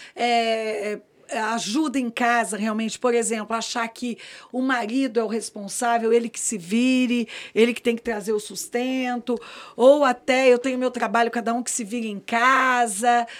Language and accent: Portuguese; Campinas, São Paulo, Brazil; moved away as an adult; now in Brasília, Brazil; eu sou paulista, eu digo que, na verdade, eu sou brasiliense, porque eu já estou aqui há 34 anos, eu não sou mais campineira, né, gente? Cheguei com 23